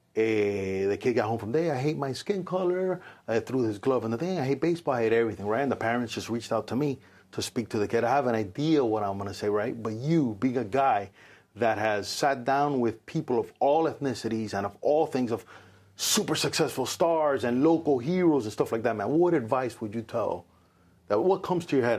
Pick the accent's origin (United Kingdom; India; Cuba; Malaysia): Cuba; now in United States; So I was born in Cuba. I consider myself very Cuban